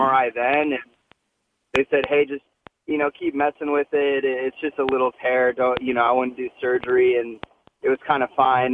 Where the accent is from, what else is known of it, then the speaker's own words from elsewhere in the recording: San Pedro, California, United States; now in Orange County, United States; grew up in San Pedro